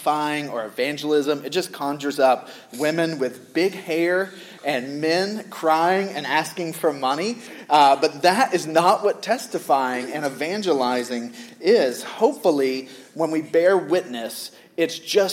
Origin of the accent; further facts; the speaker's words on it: the South, United States; I grew up in the South